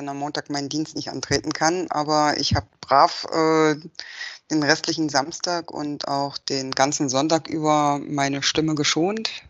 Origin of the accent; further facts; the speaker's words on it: Magdeburg, Saxony-Anhalt, Germany; ähm, bin äh, aus Magdeburg und ähm, arbeite hier äh, im Bereich Versicherungen.